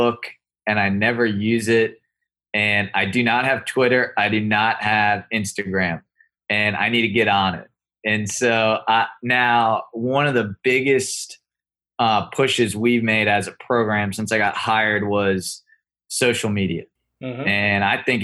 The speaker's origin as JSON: {"language": "English", "area": "near Charlottesville", "region": "Virginia", "country": "United States", "tie": "born or raised there", "moved": "yes", "lives_now": "Florida, United States", "said": "growing up near Charlottesville, Virginia."}